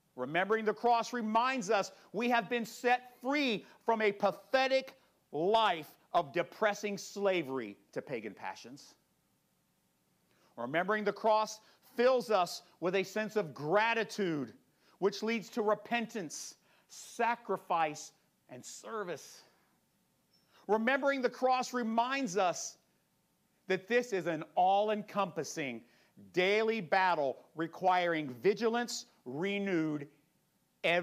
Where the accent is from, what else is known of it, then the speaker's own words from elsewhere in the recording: United States; American Christians